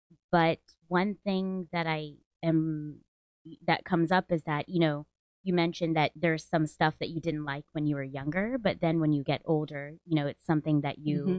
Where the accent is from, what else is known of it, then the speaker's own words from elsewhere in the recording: South India, India; because specifically I'm South Indian.